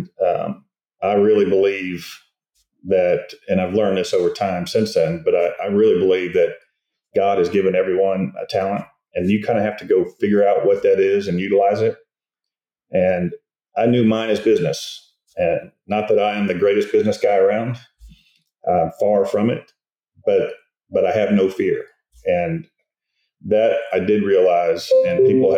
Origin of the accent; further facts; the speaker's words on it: Melbourne, Florida, United States; moved away as an adult; now in Dallas, United States; I am actually from Melbourne, Florida, and I grew up and was raised there